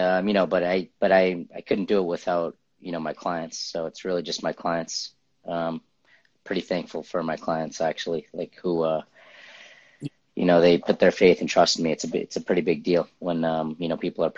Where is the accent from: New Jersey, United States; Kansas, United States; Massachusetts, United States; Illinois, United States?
Massachusetts, United States; Lowell; also born or lived in Cambridge, Massachusetts / Somerville, Massachusetts; now in Medford, United States; I was born in Cambridge, lived in Somerville my early years, and then moved to Lowell. So like my teenager, early 20s, I lived in Lowell.